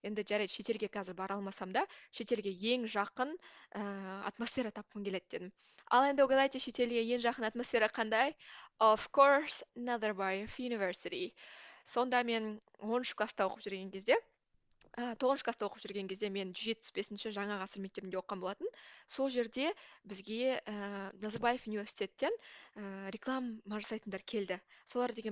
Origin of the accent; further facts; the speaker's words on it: Koshmambet, Almaty Region, Kazakhstan; accent: southern dialect; moved away as an adult; also born or lived in Budapest, Hungary / Barcelona, Spain; now in Paris, France; жасым жиырма төртте ә, мен қазақстандағы алматы қаласының қошмамбет ауылының тумасымын өзім ауылдың қызымын